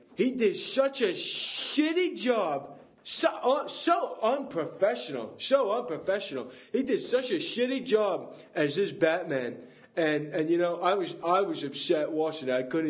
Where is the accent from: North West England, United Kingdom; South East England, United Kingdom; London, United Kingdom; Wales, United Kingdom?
Wales, United Kingdom; born there; Yeah, I was birthed on a steel m